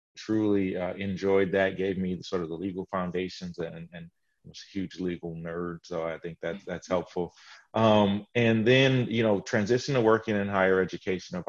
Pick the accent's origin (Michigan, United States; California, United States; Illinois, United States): Michigan, United States; Ann Arbor; moved away as an adult; now in South Carolina, United States; Grew up in the shadow of a flagship university in my home state in Michigan, at the University of Michigan.